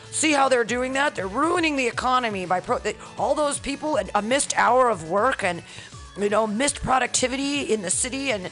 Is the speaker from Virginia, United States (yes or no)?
no; Missouri, United States; is that I'm from Missouri, I know.